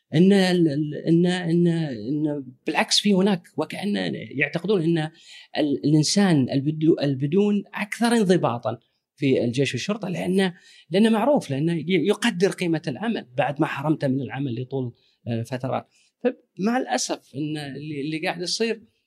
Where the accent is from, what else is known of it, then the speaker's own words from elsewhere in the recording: Kuwait; انا ككويتي